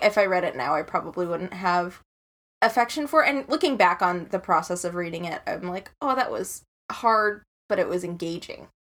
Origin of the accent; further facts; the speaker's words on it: Chicago, Illinois, United States; I'm from Chicago